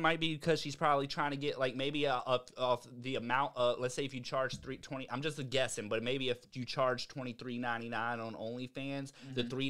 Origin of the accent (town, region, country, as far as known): Virginia, United States